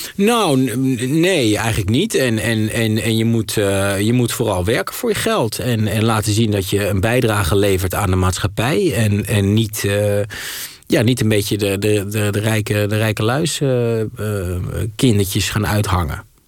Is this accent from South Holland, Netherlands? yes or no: no; Twente, Overijssel, Netherlands; ik voetbal gewoon als een gezonde Twentse jongen